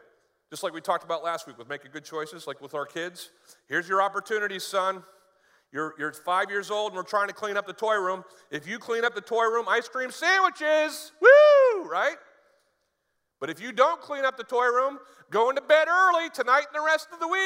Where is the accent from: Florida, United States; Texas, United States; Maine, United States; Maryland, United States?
Maine, United States; northern; moved away; When I was growing up in Maine and learning to drive in Maine, like right now, I think there's a lot of snow on the ground where I used to live in northern Maine